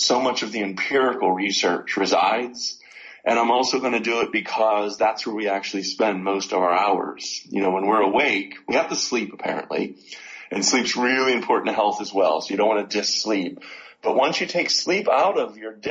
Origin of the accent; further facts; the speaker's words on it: Pittsburgh, Pennsylvania, United States; Pittsburgh, Pennsylvania